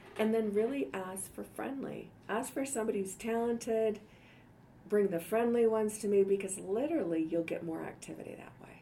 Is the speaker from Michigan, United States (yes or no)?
yes; Detroit, Michigan, United States; now in Denver, United States; I grew up in Detroit